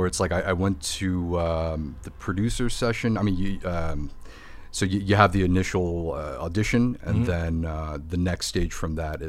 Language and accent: English; Midwest, United States; And I feel like it's kind of growing up in the Midwest.